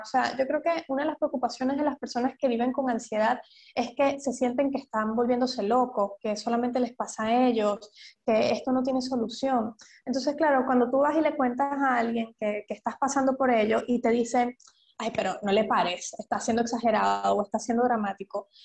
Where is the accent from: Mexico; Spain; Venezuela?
Venezuela; moved away; also born or lived in London; soy venezolana